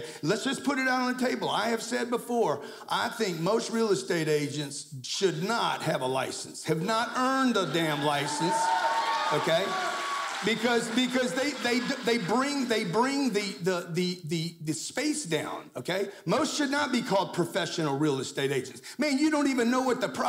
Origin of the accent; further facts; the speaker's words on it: Lake Charles, Louisiana, United States; I grew up in Lake Charles, Louisiana